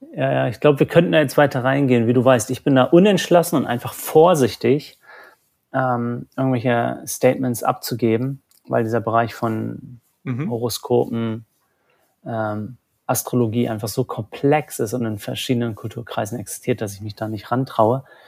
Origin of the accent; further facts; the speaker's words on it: Germany; Bei uns in Deutschland